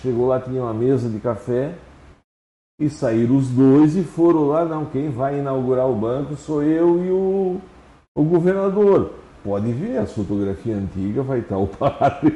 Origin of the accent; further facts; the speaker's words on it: Santa Catarina, Brazil; eu nasci lá no São Miguel